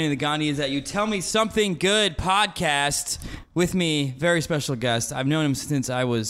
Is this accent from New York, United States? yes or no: no; Palatine, Illinois, United States; moved away; we grew up in Palatine, suburb of Chicago.